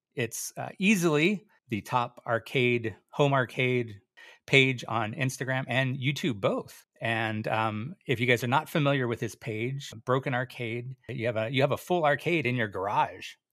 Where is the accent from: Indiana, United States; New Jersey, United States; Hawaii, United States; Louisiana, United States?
Hawaii, United States; Oahu; I, I grew up in Hawaii. I grew up on Oahu